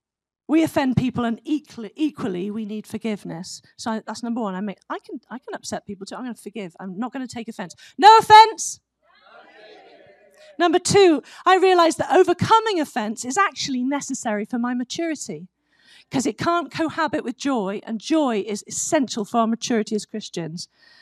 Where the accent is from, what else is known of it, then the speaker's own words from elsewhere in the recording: United States; I am American. I've got two pairs of cowboy boots and all that, so I am. I totally love this country.